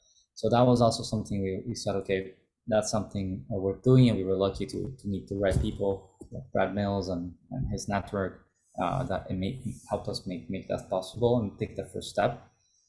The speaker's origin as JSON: {"language": "English", "country": "Italy", "tie": "born or raised there", "second_language": "English", "said": "Look, my background is an Italian. I grew up in Italy, but also grew up in other countries. I went to international school"}